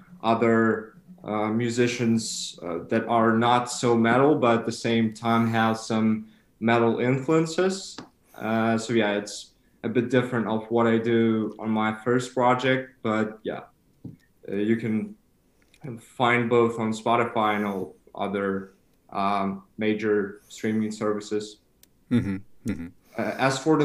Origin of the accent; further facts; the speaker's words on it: Kyiv, Ukraine; now in Regensburg, Germany; I'm from Ukraine